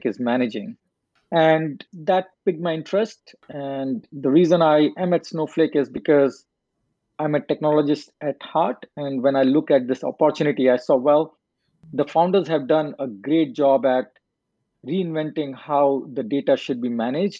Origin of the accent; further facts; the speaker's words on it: India; moved away; I grew up in India